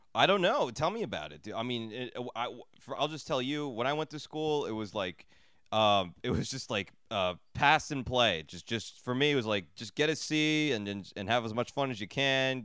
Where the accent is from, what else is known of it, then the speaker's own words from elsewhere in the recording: New Jersey, United States; I grew up in Jersey, like, in the suburbs